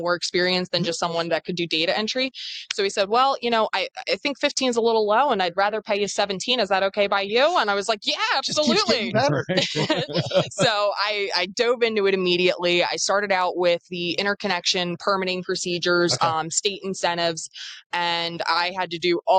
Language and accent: English; New Jersey, United States; I am originally from New Jersey, which is where our company is based out